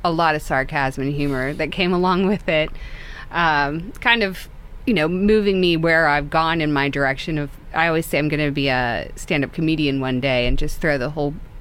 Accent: Pittsburgh, Pennsylvania, United States; also born or lived in Kansas; I'm from Kansas. I moved here very young, though, to Pittsburgh. My mother's from here.

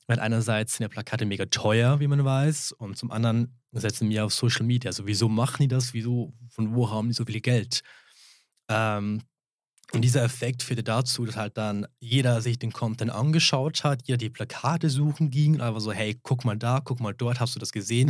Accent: St. Moritz, Graubünden, Switzerland; ich bin einheimisch, ich bin da aufgewachsen in St. Moritz

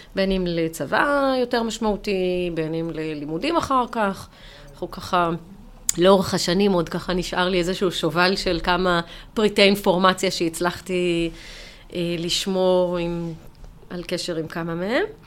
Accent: Jerusalem, Jerusalem District, Israel; אני בסוף ירושלמית, גדלתי בירושלים

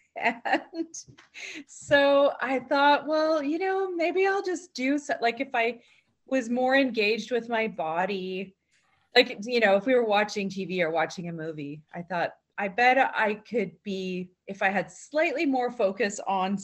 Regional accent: Victoria, British Columbia, Canada; also born or lived in Gulf Islands; now in Thetis Island, Canada; I grew up in Victoria.

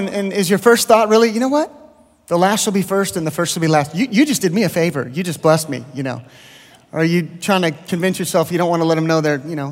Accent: the Bay Area, California, United States; also born or lived in Lindale, Texas; now in Texas, United States; I grew up in California

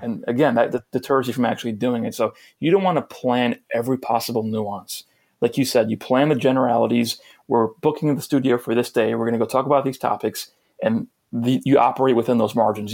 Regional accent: New York, United States; I'm from New York

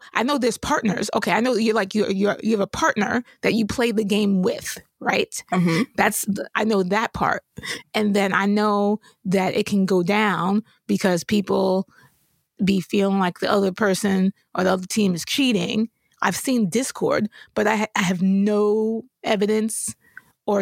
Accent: New York, United States; I grew up in New York

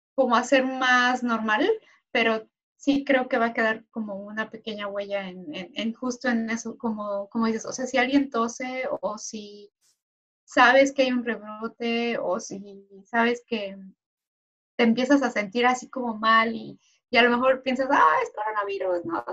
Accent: Mexico; now in Sweden; como mexicana viviendo aquí

